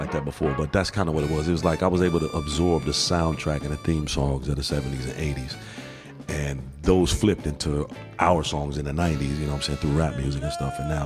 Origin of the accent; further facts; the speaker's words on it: Chicago, Illinois, United States; I grew up in Chicago, man, in, you know, 70s and 80s and 90s